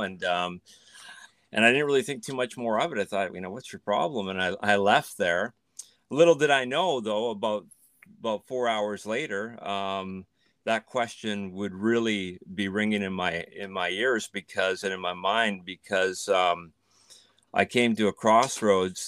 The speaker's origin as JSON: {"language": "English", "country": "Canada", "tie": "born or raised there", "moved": "as an adult", "lives_now": "Netherlands", "said": "I grew up in Canada. My parents, uh, immigrated from the Netherlands"}